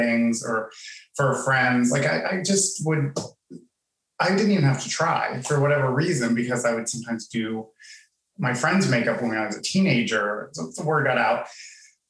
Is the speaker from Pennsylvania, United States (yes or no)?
yes; Pittsburgh, Pennsylvania, United States; moved away; also born or lived in Miami; I'm from Pittsburgh